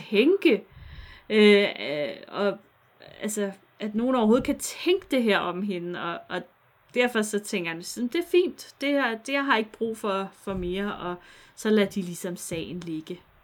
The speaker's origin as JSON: {"language": "Danish", "area": "near Vridsløselille", "region": "Capital Region of Denmark", "country": "Denmark", "tie": "born or raised there", "said": "Ikke så langt fra, hvor jeg er vokset op"}